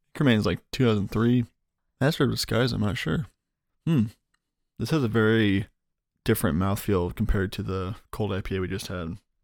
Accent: Iowa, United States; now in North Carolina, United States; I grew up in Iowa, and we had the deposit system there

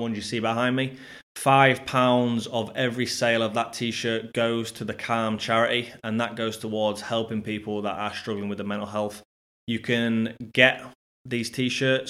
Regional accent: Scunthorpe, Yorkshire and the Humber, United Kingdom; my hometown of Scunthorpe

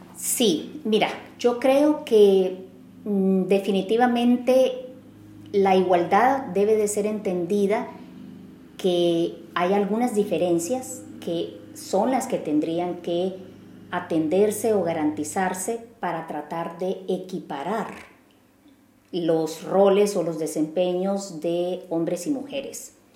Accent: El Salvador; moved away as an adult; now in Vienna, Austria; en un puesto representando a El Salvador

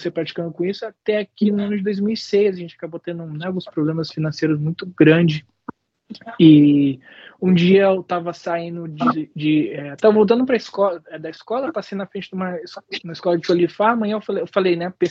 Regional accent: Brazil; moved away as an adult; now in United States; para os Estados Unidos, que eu vim para cá em 2011, em janeiro, mas nunca esqueça quem que você é e de onde você veio, né?

